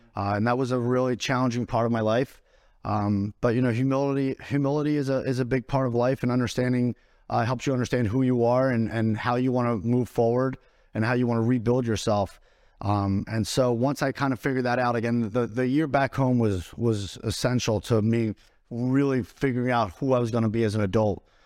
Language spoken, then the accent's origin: English; Philadelphia, Pennsylvania, United States; moved away as an adult; where I come from, I'm from Northeast Philadelphia, inner city Philadelphia.